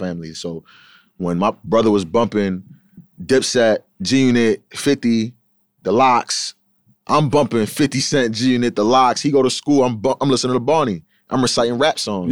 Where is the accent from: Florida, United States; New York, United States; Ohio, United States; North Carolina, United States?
New York, United States; Huntington Station; I'm from Huntington Station